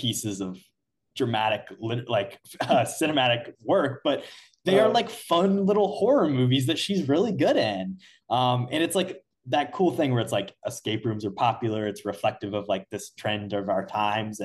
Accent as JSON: {"language": "English", "region": "Indiana", "country": "United States", "said": "we're from Indiana."}